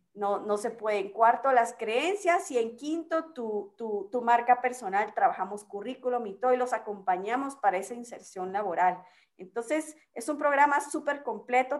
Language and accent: Spanish; Guatemala; como buen chapín